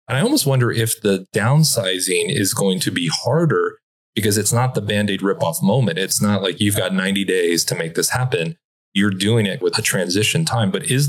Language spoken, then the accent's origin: English; Los Angeles, California, United States; I'm like, no, I'm originally from Los Angeles